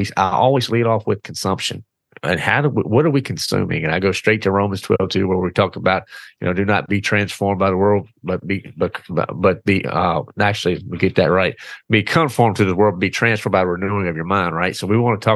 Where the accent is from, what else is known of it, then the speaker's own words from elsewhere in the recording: the South, United States; born and raised in the South.